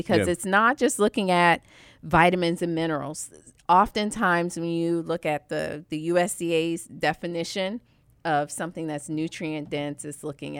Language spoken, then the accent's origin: English; Savannah, Georgia, United States; I'm from Savannah, Georgia.